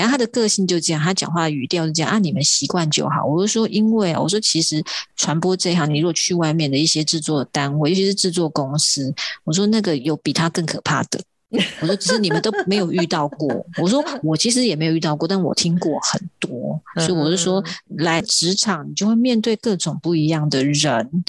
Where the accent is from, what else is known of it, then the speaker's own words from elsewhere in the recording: Taiwan; accent: Hailu Hakka; first language Hakka; Chinese is a second language; 跟我讲的是一样的腔调